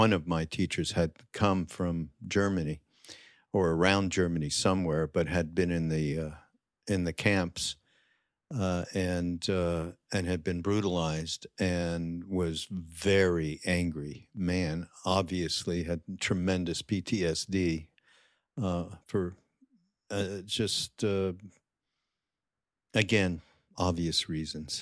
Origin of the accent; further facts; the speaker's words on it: Canada; I grew up Jewish and I'm from Canada.